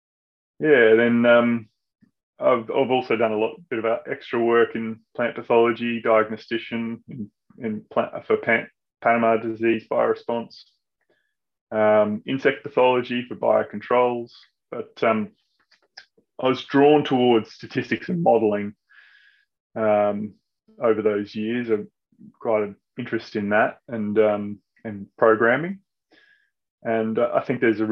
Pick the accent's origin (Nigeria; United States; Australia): Australia; Brisbane, Queensland; I grew up in Brisbane.